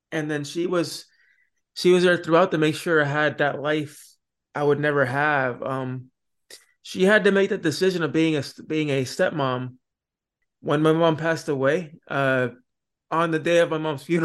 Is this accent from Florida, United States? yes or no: yes; Florida, United States; also born or lived in Puerto Rico; I actually was born in Puerto Rico, and then I went to uh, Florida. Then I was there for a couple years until I was about eight years old.